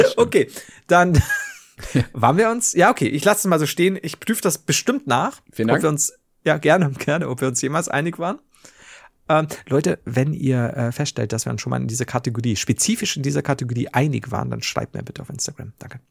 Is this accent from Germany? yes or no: yes; Germany; also born or lived in Regensburg; bei uns in Deutschland